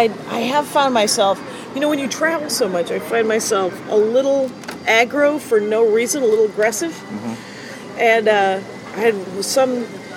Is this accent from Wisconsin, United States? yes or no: yes; Wisconsin, United States; he said, where are you from? And I said, Wisconsin